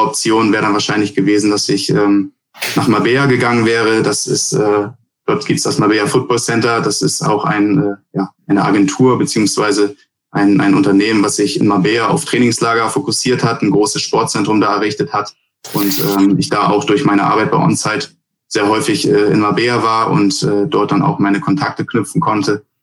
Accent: Bad Segeberg, Schleswig-Holstein, Germany; also born or lived in United States; wenn mich jemand fragt, wo ich herkomme, dann herkomme, dann sage ich auch äh, meistens Bad Segeberg

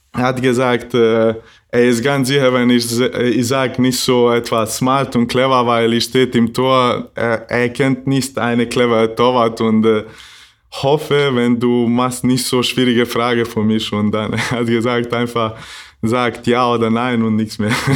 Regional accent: Maglaj, Federation of Bosnia and Herzegovina, Bosnia & Herzegovina; German is a second language; also born or lived in Doboj; now in Flensburg, Germany; ich bin nicht aus Doboj, äh, weil ich bin aus Maglai. Das ist ein kleines Wort in äh, Mitte Bosnien und aber habe ich in Doboj geboren

